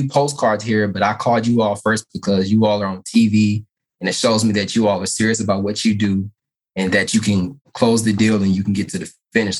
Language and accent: English; Nashville, Tennessee, United States; also born or lived in Louisiana; I'm from Nashville, Tennessee.